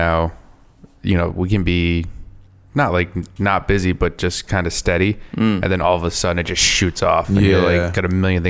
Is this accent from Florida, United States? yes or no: no; Southern Rhode Island, United States; now in Providence, United States; growing up in Southern Rhode Island myself, I feel like I had that mentality coming up here.